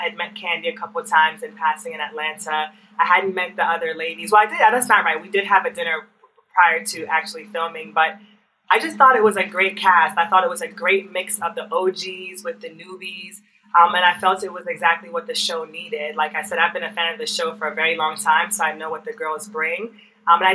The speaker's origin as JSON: {"language": "English", "country": "Jamaica", "said": "I'm from Jamaica"}